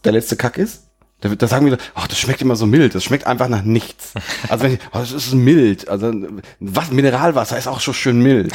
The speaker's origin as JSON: {"language": "German", "area": "Sauerland", "region": "North Rhine-Westphalia", "country": "Germany", "said": "mich als Sauerländer"}